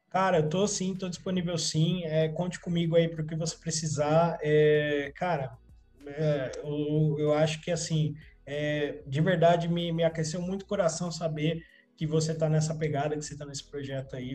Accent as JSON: {"language": "Portuguese", "region": "São Paulo", "country": "Brazil", "tie": "born or raised there", "said": "Eu nasci, cresci na zona sul de São Paulo, bairro normalzinho."}